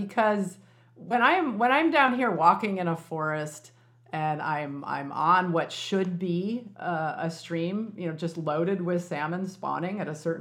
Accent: Illinois, United States; when I was a kid growing up, you know, in Illinois, which was farm country

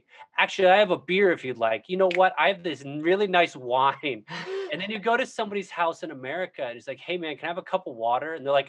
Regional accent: Midwest, United States; now in New York, United States; Me being, like, a Midwesterner originally, a New Yorker now

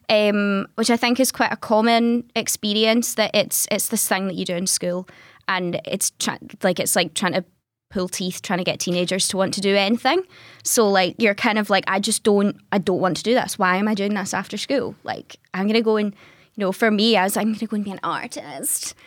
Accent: Greenock, Scotland, United Kingdom; I'm from the West Coast, I'm from Greenock originally

